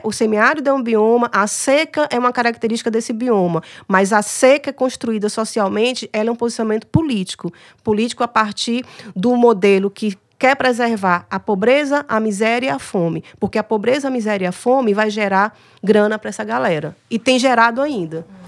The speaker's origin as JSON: {"language": "Portuguese", "region": "Bahia", "country": "Brazil", "moved": "as an adult", "lives_now": "Ceará, Brazil", "said": "Eu sou baiana"}